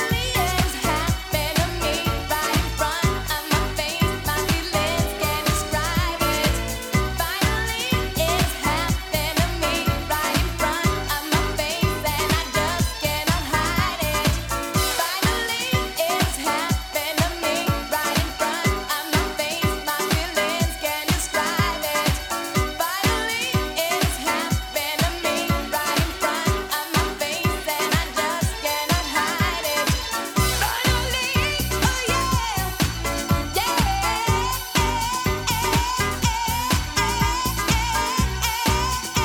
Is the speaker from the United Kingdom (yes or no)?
yes; Portsmouth, South East England, United Kingdom; moved away; back in my hometown of Portsmouth